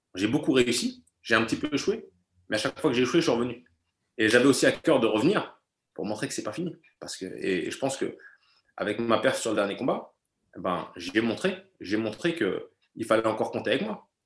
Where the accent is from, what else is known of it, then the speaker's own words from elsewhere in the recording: France; first language German; l'allemand, c'est ma langue maternelle. J'ai la nationalité allemande. Et pourtant, moi, je me sens français. Je me sens français. J'ai toujours vécu en France